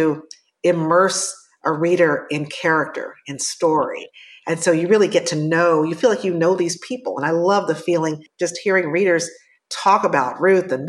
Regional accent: Chicago, Illinois, United States; from the South Side of Chicago, born and raised.

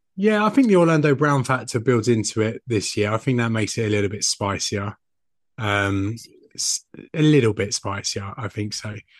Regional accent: United Kingdom; I am a British man

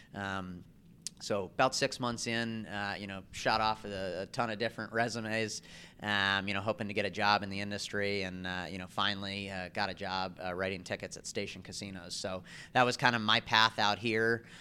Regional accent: East Coast, United States; I grew up on the East Coast

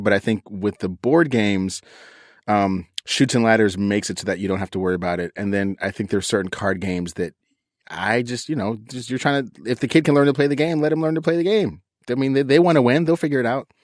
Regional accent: East Coast, United States; moved away; I grew up on the East Coast

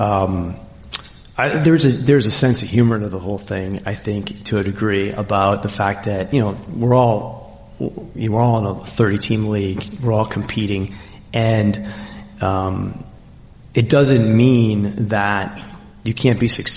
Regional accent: Concord, Massachusetts, United States; moved away as an adult; also born or lived in San Antonio / Seattle; now in Oklahoma City, United States; I grew up in Concord

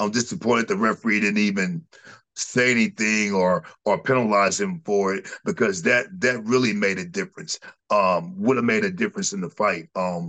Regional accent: United States; we're American, man.

